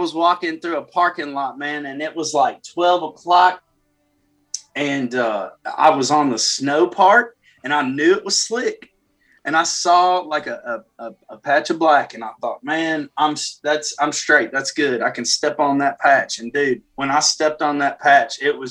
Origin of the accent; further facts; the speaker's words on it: Fairview, Tennessee, United States; also born or lived in Nashville; I was born in Nashville at Baptist Hospital, and both my parents are from Fairview, which is a small town about 45 minutes towards Memphis down I-40, and that's where I grew up.